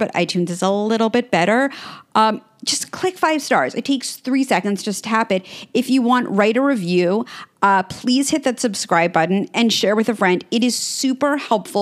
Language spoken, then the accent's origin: English; New York City, New York, United States; now in Los Angeles, United States; I grew up on 63rd in York.